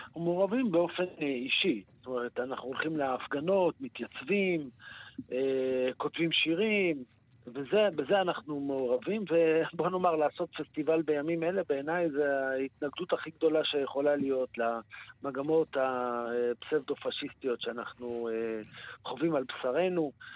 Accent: Israel; אנחנו ישראלים

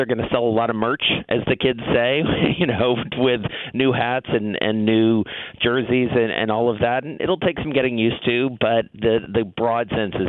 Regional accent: Atlanta, Georgia, United States; now in New York, United States; as we have here in New York, and I grew up in Atlanta.

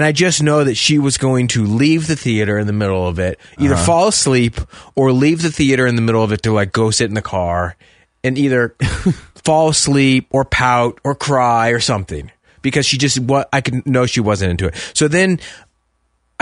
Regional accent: Richland, Washington, United States; My dad worked there for 40 years

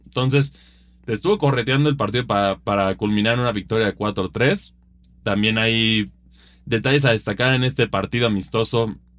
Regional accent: Mexico; aquí somos aficionados del Toluca, pero también somos mexicanos

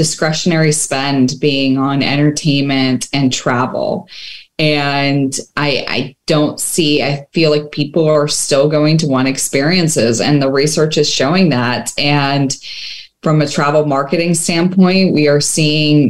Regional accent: Bucks County, Pennsylvania, United States; now in Las Vegas, United States; I grew up in Pennsylvania, so Bucks County, Pennsylvania, about 45 minutes north of Philly

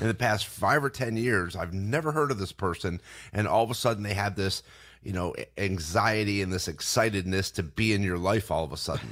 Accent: Binghamton, New York, United States; we grew up in Binghamton, New York

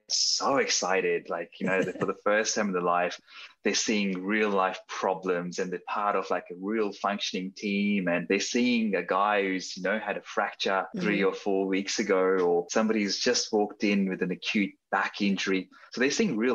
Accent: Sydney, New South Wales, Australia; also born or lived in Dunedin, New Zealand; So I grew up in Sydney. I did all my schooling in Sydney.

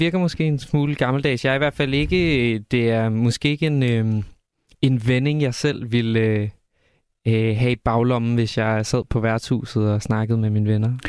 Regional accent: Silkeborg, Central Denmark Region, Denmark; hvis man nu bare kigger på, hvor jeg er fra, så er jeg fra Silkeborg

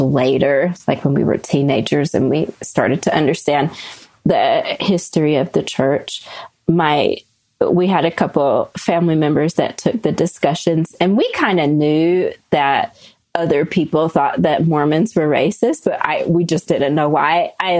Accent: the South, United States; growing up in the South, you know the realities of racism most places.

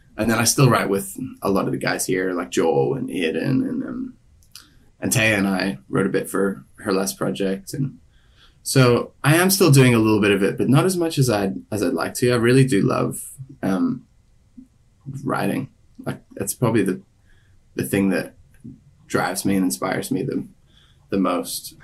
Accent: Ireland; also born or lived in Sydney, Australia / Belfast; now in Los Angeles, United States; I'm from Ireland originally, and then um I lived in Sydney for ten years

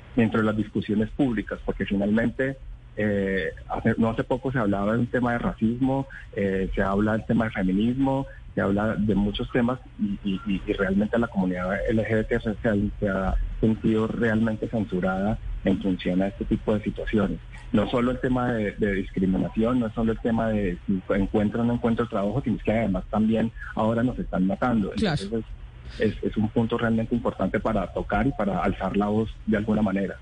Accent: Villavicencio, Meta, Colombia; also born or lived in Bogotá; now in Medellín, Colombia; yo soy de Villavicencio, viví mucho tiempo en Bogotá

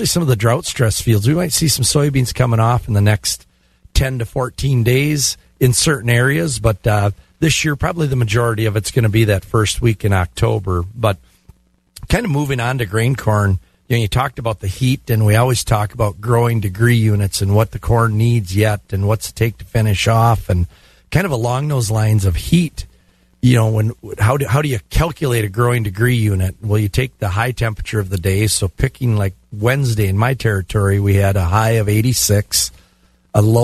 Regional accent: Glenwood City, Wisconsin, United States; Glenwood City, my hometown

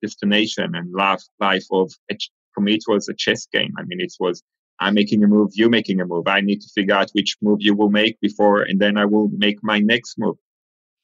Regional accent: Israel; moved away as an adult; also born or lived in Argentina / Rehovot, Israel; I was born in Argentina. I was 3 years old when my family moved from Argentina to Israel. So I really consider myself an Israeli. I grew up in Israel from age 3 until my early 20s

